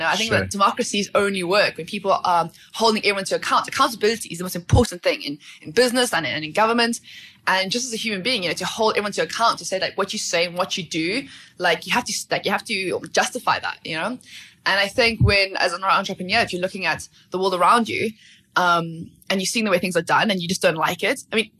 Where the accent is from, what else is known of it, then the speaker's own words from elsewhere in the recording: Port Elizabeth, Eastern Cape, South Africa; Port Elizabeth, actually.